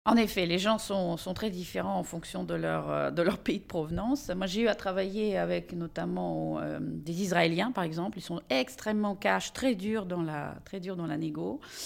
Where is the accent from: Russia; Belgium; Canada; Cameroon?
Russia; now in France; en tant que russe